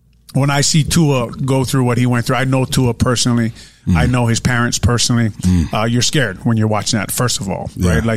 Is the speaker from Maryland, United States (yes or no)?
no; Honolulu, Hawaii, United States; I'm from St. Louis High School